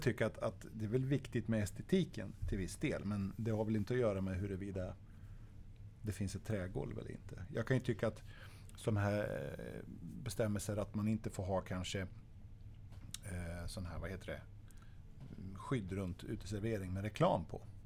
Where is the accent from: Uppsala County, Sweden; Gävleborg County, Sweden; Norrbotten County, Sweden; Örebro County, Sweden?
Örebro County, Sweden; Örebro; Örebro, där vi kommer ifrån